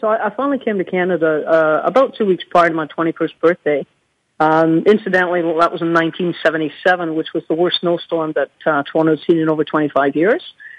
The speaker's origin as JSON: {"language": "English", "region": "Scotland", "country": "United Kingdom", "tie": "born or raised there", "moved": "yes", "said": "growing up in Scotland as a child wasn't always easy back then"}